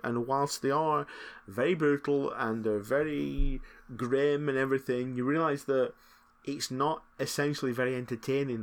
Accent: Lancashire, North West England, United Kingdom; accent: Lancashire

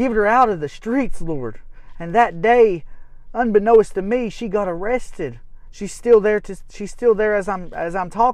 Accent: United States; Elizabethan, my hometown

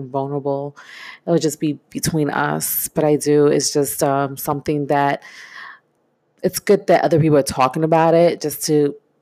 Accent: New York City, New York, United States; I grew up in East New York, Brooklyn, born and raised in the 80s

